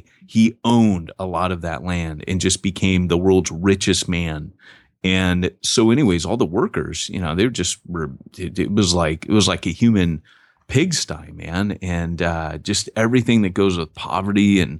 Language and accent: English; United States; moved away; also born or lived in Wales; I'm an American talking about it. I lived there